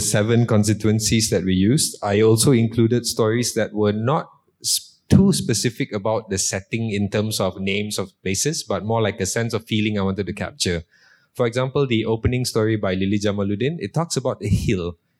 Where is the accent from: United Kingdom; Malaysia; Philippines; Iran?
Malaysia; Seremban, Negeri Sembilan; Just to be clear, I'm not from KL. Yeah, I'm from Seremban.